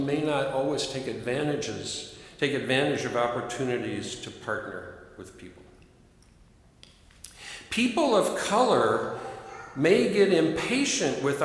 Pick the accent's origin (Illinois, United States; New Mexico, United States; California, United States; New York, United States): Illinois, United States; Chicago, Peoria; first language English; I'm a Chicagoan. I'm a Peorian